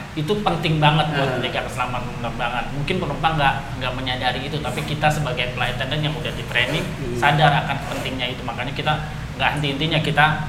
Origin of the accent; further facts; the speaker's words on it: Betawi, Jakarta, Indonesia; saya dari Betawi